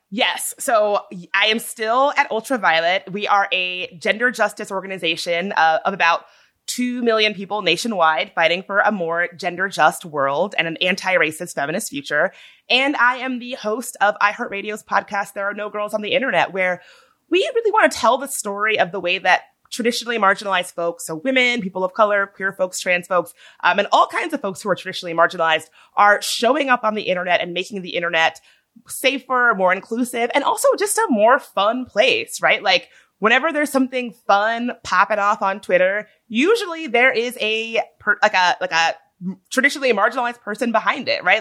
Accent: Midlothian, Virginia, United States; moved away; when I was a young kid growing up in Midlothian, Virginia

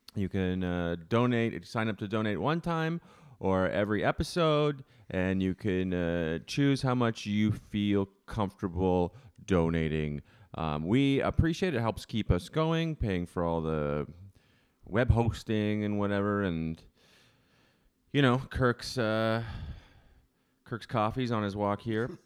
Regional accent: Canada; now in United States; I'm from Canada

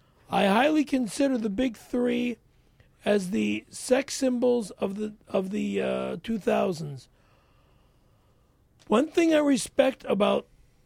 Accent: Toronto, Ontario, Canada; it takes place in my hometown, Toronto, Ontario.

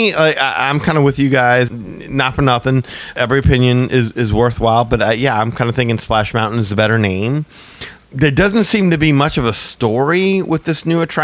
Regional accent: New Orleans, Louisiana, United States; I'm from New Orleans

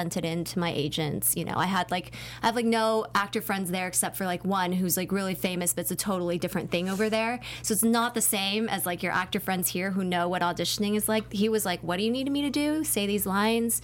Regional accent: Southern California, United States; I grew up in Southern California

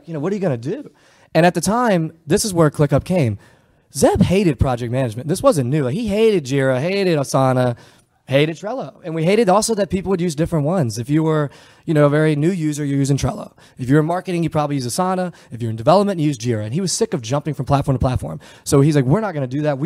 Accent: United States; moved away as an adult; also born or lived in Charlotte / Palo Alto / San Francisco; we're from small town Virginia, North Carolina

